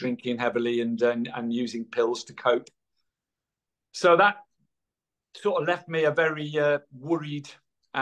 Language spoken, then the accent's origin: English; Irby, North West England, United Kingdom; I was born on the Wirral in Merseyside, a little village called Irby, in 1960